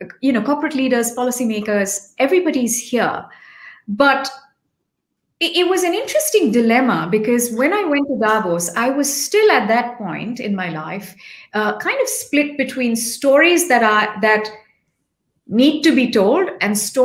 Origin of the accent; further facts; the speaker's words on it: India; also born or lived in Delhi, India; as an Indian